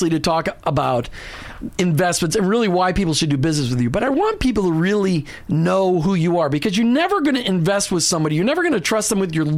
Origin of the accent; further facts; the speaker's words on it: Minneapolis, Minnesota, United States; I grew up in Minneapolis